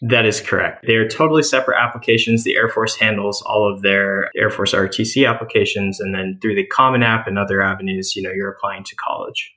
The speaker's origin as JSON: {"language": "English", "town": "San Diego", "region": "California", "country": "United States", "tie": "born or raised there", "said": "I was born and raised in the East County of San Diego"}